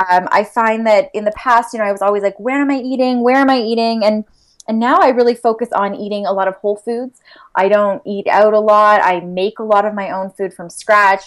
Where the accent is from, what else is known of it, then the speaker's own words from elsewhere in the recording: London, Ontario, Canada; I was born and raised here in London